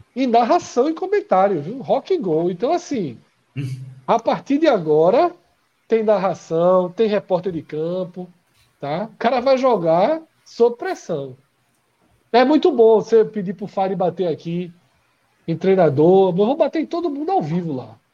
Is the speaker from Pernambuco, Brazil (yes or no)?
yes; Olinda, Pernambuco, Brazil; a gente vem de Olinda